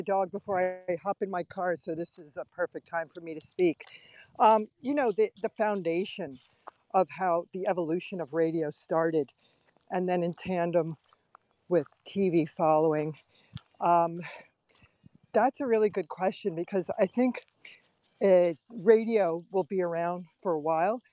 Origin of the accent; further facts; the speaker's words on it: New York, United States; now in Pennsylvania, United States; as a little girl, we grew up in New York, and I would go to Broadway shows